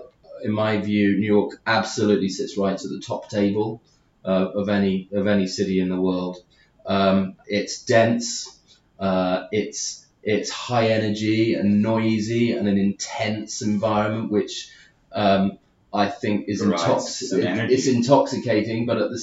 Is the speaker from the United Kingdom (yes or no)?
yes; United Kingdom; moved away; being the Brit abroad